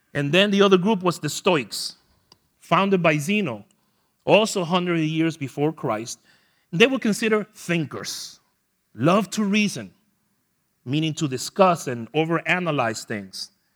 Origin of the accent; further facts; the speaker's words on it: New York City, New York, United States; moved away; I am from New York the land of Nathan hot dogs